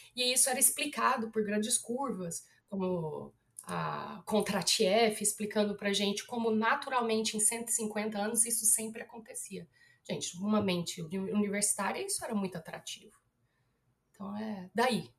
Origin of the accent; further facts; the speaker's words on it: Goiás, Brazil; also born or lived in China; eu sou goiana